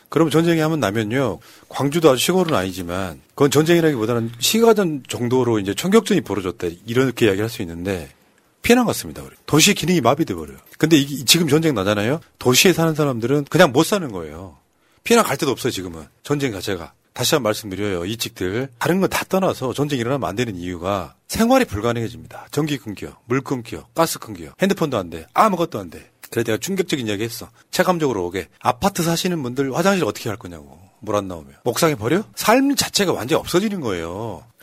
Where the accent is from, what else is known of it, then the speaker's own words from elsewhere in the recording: Andong, North Gyeongsang, South Korea; 저는 안동 안동 사람인데